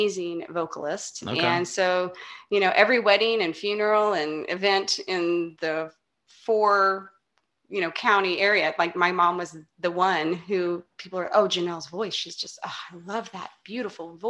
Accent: Augusta, Kansas, United States; born or raised there

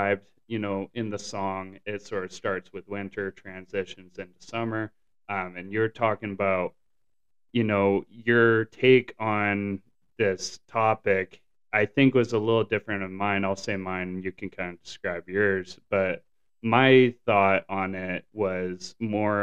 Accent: Canada; now in Southern California, United States; growing up in Canada, I actually did not experience really seasonal affective disorder, but I did experience the extremes of the season

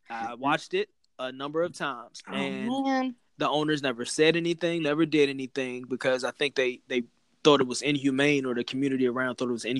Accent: Washington, District of Columbia, United States; born or raised there

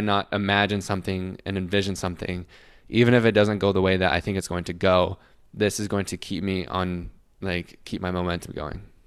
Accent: Salt Lake City, Utah, United States; I'm from Salt Lake City

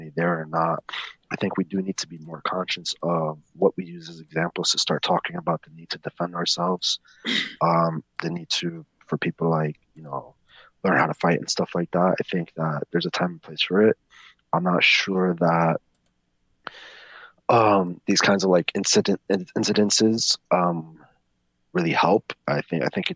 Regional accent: New York, United States; I grew up in the Bronx.

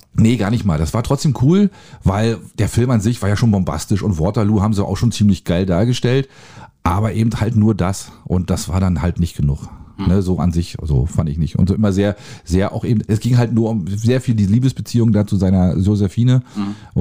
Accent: Germany; als Deutscher

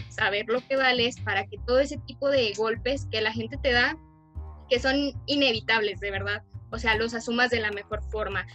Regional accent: Durango, Mexico; nuestro estado, Durango

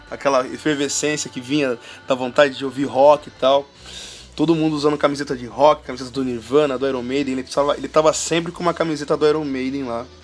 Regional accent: Sorocaba, São Paulo, Brazil; … tem uma história engraçada porque eu sou de Sorocaba e eu não sei se existe essa loja ainda

